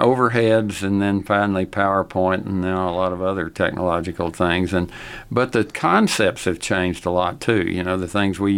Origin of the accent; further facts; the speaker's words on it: Lubbock, Texas, United States; I grew up here. I graduated from Lubbock High School